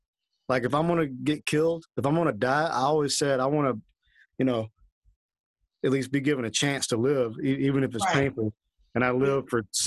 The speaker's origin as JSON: {"language": "English", "region": "the South", "country": "United States", "tie": "born or raised there", "said": "I'm from the South, so I grew up in, you know, Baptist churches."}